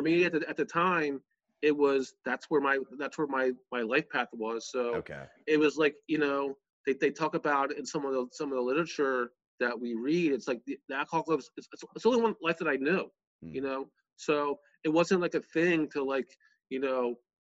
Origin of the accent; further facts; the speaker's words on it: Bucks County, outside Philadelphia, Pennsylvania, United States; I grew up outside of Philly in, in Bucks County